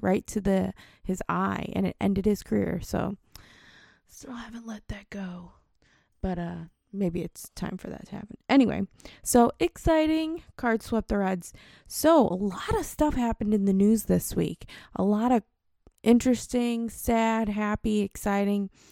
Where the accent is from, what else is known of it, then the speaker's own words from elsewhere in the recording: St. Louis, Missouri, United States; moved away; also born or lived in Cincinnati; I grew up in Saint Louis